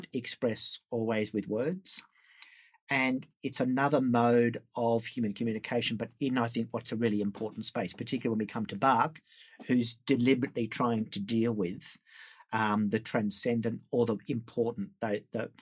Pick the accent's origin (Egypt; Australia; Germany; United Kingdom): Australia; Sydney, New South Wales; I grew up in Sydney here